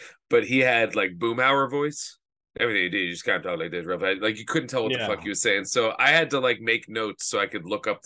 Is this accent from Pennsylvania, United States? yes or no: yes; Philadelphia, Pennsylvania, United States; I was from Philly